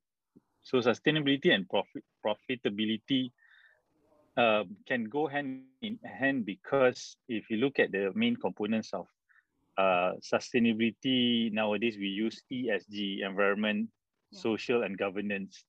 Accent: Malaysia; being a Malaysian with almost zero knowledge about the local culture and context

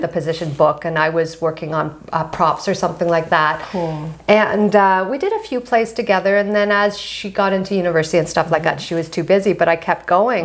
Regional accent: Ottawa, Ontario, Canada; now in Montreal, Canada; I'm born and raised in Ottawa

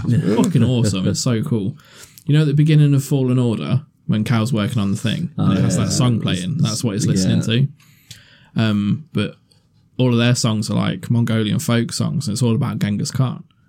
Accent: England, United Kingdom; as English people.

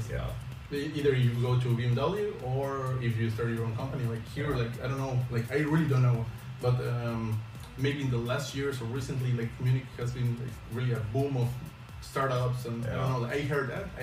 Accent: Mexico; moved away as an adult; now in Germany; I'm coming coming from Mexico and living here in Germany almost for four years.

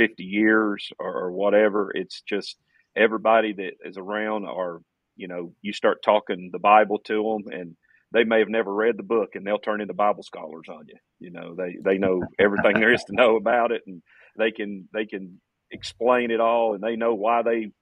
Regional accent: about 30 minutes from Rogersville, Tennessee, United States; now in Rogersville, United States; it's about 30 minutes from my hometown.

